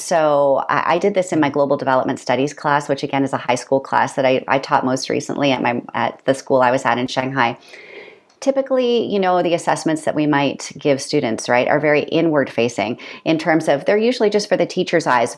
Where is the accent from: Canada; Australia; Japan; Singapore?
Canada; moved away as an adult; also born or lived in Peterborough, Ontario / South Korea / Kenya / China; I'm a Canadian